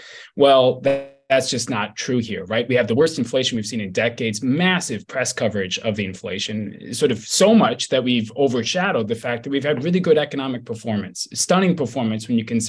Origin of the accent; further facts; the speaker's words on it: Michigan, United States; Even in a place like Michigan, my home state